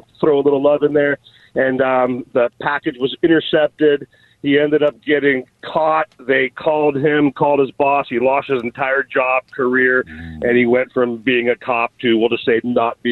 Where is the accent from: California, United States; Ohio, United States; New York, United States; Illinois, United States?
California, United States; South Bay; I grew up in the South Bay